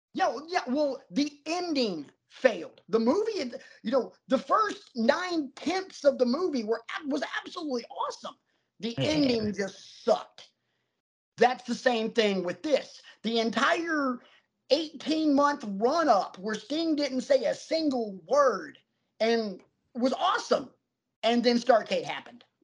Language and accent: English; the South, United States; I grew up in the South